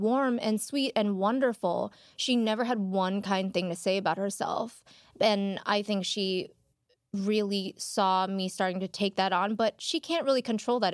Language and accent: English; Chicago, Illinois, United States; moved away as an adult; now in Los Angeles, United States; I grew up in Chinatown in Chicago